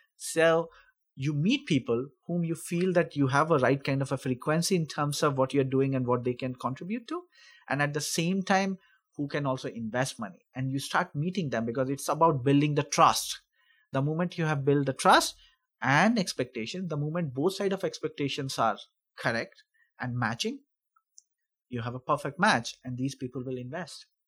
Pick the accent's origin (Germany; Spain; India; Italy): India; moved away as an adult; also born or lived in Sweden / United States; now in Calgary, Canada; I'm originally from India. I studied over there, then I went to Sweden